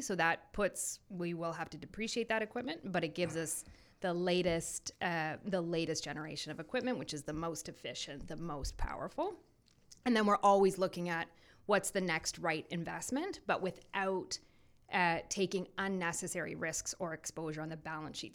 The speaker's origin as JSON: {"language": "English", "town": "Belleville", "region": "Ontario", "country": "Canada", "also_born_or_lived": "Ottawa", "said": "I am originally from Belleville, Ontario"}